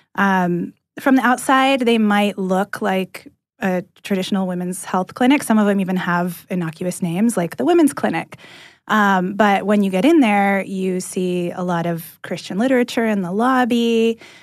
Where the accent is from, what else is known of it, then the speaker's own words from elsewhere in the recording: California, United States; moved away as an adult; now in Atlanta, United States; I'm from California originally, and I landed in Atlanta about a year and a half ago